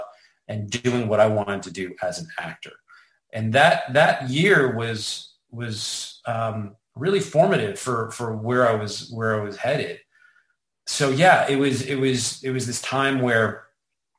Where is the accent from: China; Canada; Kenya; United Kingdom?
Canada; Toronto, Ontario; moved away as an adult; now in Los Angeles, United States; I was born and raised in Toronto, Canada. I moved